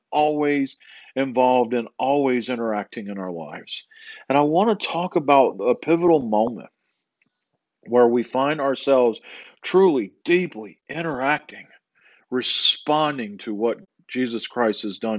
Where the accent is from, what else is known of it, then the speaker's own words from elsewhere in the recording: Southeast, United States; I grew up in the Southeast.